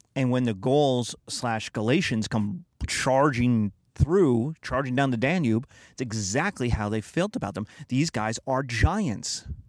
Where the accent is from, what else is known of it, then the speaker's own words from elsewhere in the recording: United States; being American